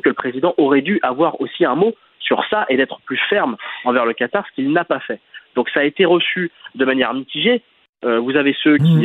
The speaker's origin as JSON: {"language": "French", "country": "France", "tie": "born or raised there", "said": "on est tous nés en France"}